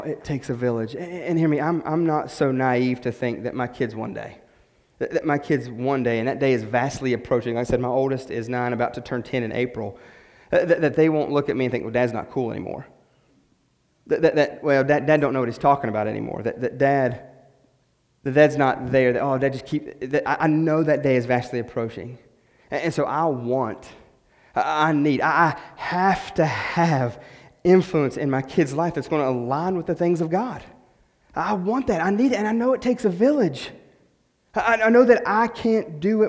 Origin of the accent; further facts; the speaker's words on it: West Virginia, United States; moved away as an adult; We're from West Virginia, so we had nobody, no family yet.